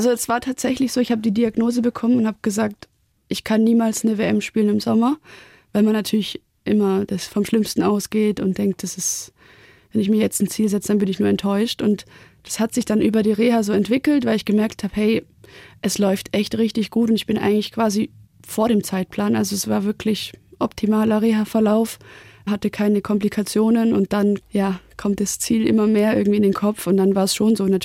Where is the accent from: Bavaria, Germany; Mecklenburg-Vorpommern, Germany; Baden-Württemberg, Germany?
Baden-Württemberg, Germany; Weil klar, wir sind ja auch aus dem Schwabenland und ja.